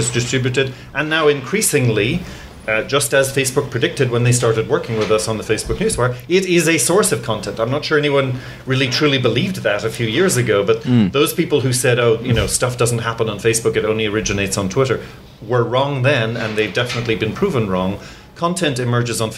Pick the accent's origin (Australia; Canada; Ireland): Ireland; also born or lived in England; now in United States; I was born in England, grew up in Ireland, and now I live in the United States